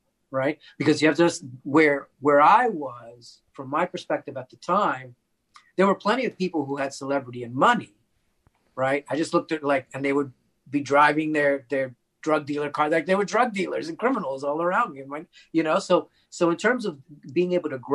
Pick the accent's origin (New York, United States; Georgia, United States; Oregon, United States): New York, United States; New York City; I grew up in the Bronx in New York City